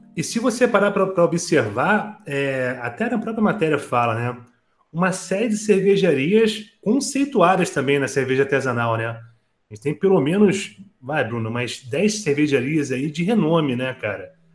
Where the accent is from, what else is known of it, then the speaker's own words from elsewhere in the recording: Rio de Janeiro, Brazil; Eu, eu que sou do Rio de Janeiro